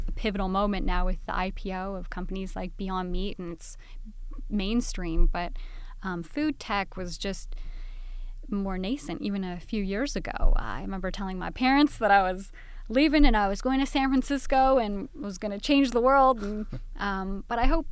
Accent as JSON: {"language": "English", "country": "Canada", "moved": "as an adult", "lives_now": "Southern California, United States", "said": "I'm originally from Canada, now living here in Southern California"}